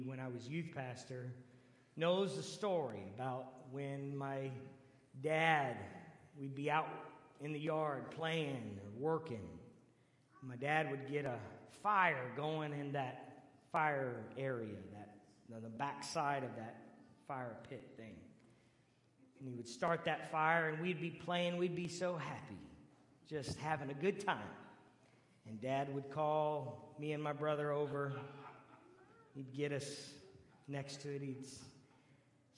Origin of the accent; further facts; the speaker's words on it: Canton, Ohio, United States; moved away; my home where I grew up is the amazing, great city of Canton, Ohio